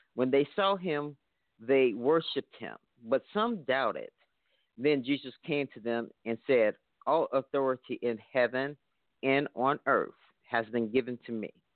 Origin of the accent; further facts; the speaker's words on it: Chicago, Illinois, United States; I'm from Chicago, so they consider this the birthplace of gospel music